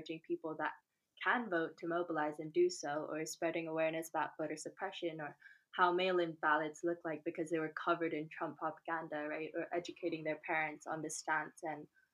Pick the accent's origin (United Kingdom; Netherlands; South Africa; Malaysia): Malaysia; moved away; I am 22 and I'm originally from Malaysia